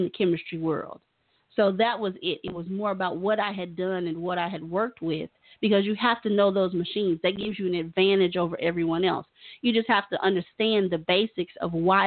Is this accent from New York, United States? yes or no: no; Tulsa, Oklahoma, United States; also born or lived in Tennessee; I'm from Tulsa. I'm from here